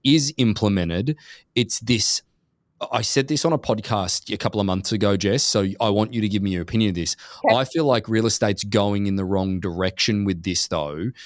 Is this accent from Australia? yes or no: yes; Gold Coast, Queensland, Australia; now in Newport Beach, United States; we're from Australia originally. Gold Coast um, yep. is just down the road from Brisbane.